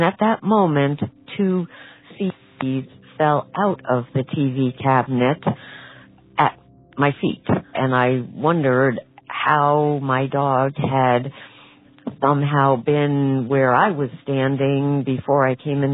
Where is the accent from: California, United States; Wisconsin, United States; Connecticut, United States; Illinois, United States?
Connecticut, United States; Norwalk; I'm from Norwalk, Connecticut.